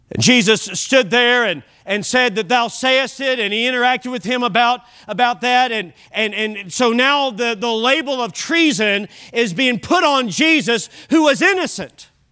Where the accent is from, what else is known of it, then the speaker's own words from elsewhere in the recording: United States; I'm American. I'm glad to be an American.